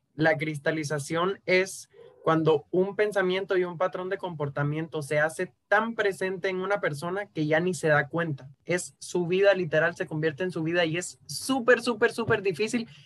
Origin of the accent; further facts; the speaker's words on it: Cuba; moved away as an adult; now in Guatemala; Llevo seis años viviendo en Guatemala, pero yo nací y me crié en Cuba